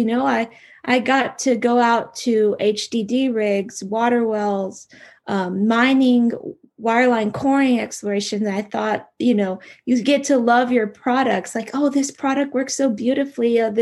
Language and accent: English; Houston, Texas, United States; moved away as an adult; also born or lived in Europe; I grew up in Houston, Texas